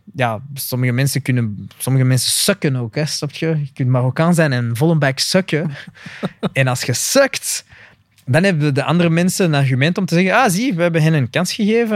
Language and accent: Dutch; Flanders, Belgium; ik ben gewoon een Vlaming